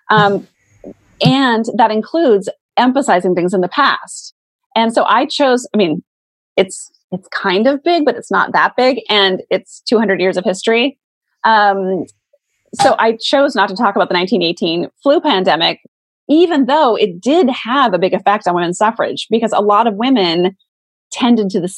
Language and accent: English; Montana, United States; moved away; I'm from Montana originally. Like I grew up with guns.